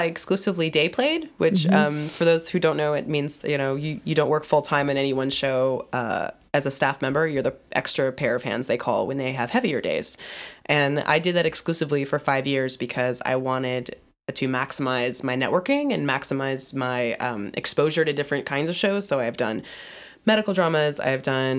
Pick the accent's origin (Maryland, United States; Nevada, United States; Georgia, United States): Georgia, United States; Atlanta; I'm from Atlanta, born and raised, and I went back to Atlanta after graduating for 6 months and worked for a small production company